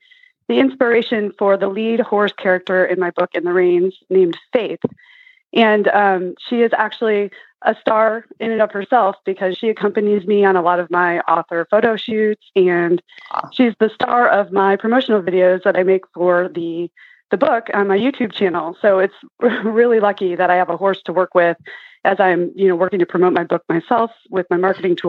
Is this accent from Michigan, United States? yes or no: yes; Michigan, United States; moved away as an adult; also born or lived in New York City / Texas; now in Arizona, United States; I grew up in Michigan and had a childhood horse there.